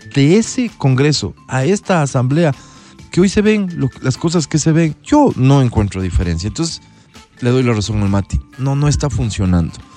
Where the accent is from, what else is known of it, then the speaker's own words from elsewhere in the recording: Ecuador; Soy ecuatoriano